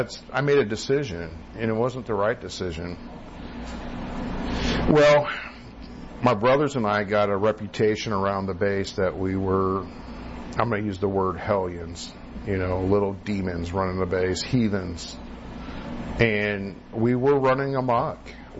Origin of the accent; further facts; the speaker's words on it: Great Falls, Montana, United States; also born or lived in California; I consider Montana my home. Even though I was born in California, Montana has a special part in my heart because I grew up, as a youth, as a child, Montana had a special part.